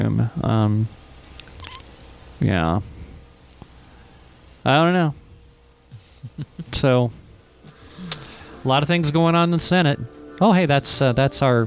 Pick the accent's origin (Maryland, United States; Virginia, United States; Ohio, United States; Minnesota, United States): Ohio, United States; now in New Mexico, United States; I'm from Ohio